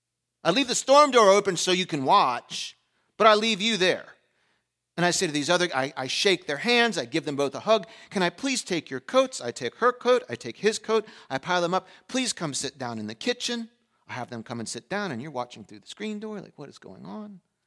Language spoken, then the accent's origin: English; Pennsylvania, United States; I grew up in the Western part of the world. in a European family of German descent in a small, we moved around a lot, small town in Pennsylvania.